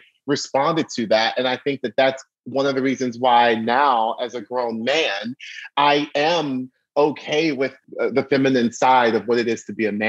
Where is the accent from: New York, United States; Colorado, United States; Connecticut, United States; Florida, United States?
Florida, United States; Orlando; also born or lived in Baltimore, Maryland; we are moving down to Orlando, Florida